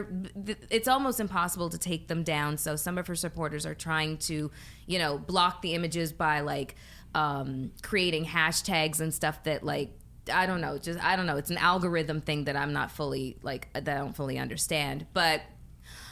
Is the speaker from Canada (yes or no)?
yes; Canada; moved away; I'm Canadian.